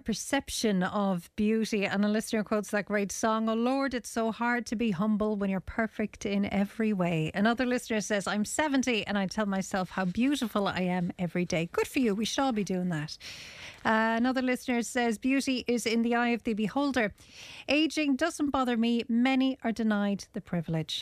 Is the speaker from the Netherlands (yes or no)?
no; Ireland; It's just not in our nature as Irish people